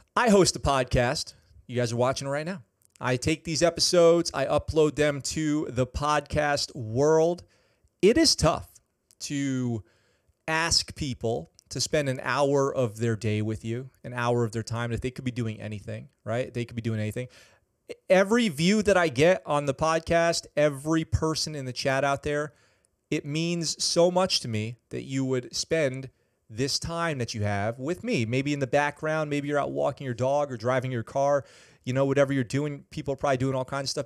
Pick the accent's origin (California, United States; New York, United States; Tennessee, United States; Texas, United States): New York, United States; Poughkeepsie; I grew up in Poughkeepsie. Poughkeepsie, New York